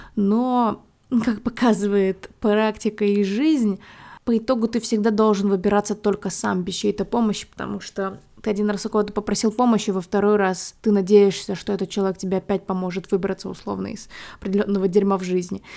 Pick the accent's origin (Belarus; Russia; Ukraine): Belarus; moved away as an adult; now in Warsaw, Poland; я там выросла, родилась, и это мой дом